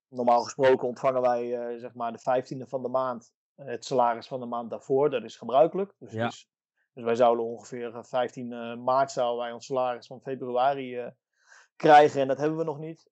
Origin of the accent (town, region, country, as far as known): Netherlands; moved away as an adult; now in Italy